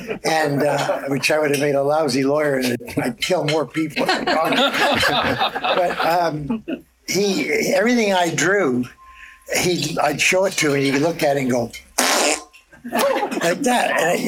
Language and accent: English; Toronto, Ontario, Canada; Scarborough. Well, I was born in St. Mike's, lived in Toronto for a year, and then moved to Scarborough. My dad was an Italian immigrant and opened a grocery store. And that's where I grew up.